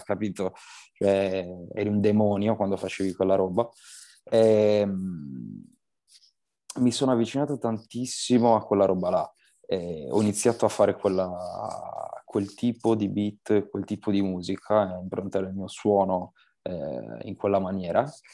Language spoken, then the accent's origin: Italian; Sassari, Sardinia, Italy; moved away as an adult; now in Milan, Italy; Per quanto io comunque ami comunque Sassari, eh, la mia terra